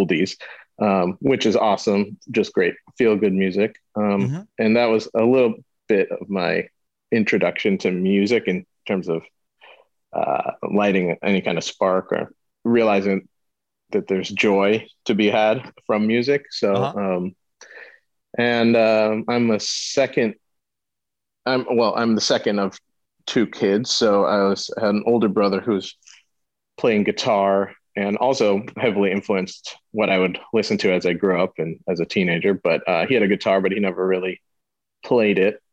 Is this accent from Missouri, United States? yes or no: yes; St. Louis, Missouri, United States; I'm from St. Louis, born and raised there.